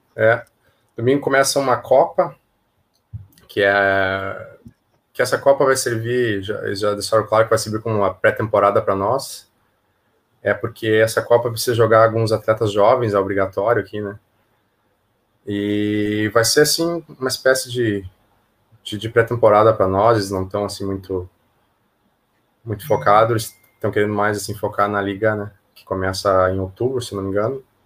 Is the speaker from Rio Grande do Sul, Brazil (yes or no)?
yes; Passo Fundo, Rio Grande do Sul, Brazil; moved away as an adult; now in Hong Kong; eu sou de Passo Fundo, é, interior de, do Rio Grande do Sul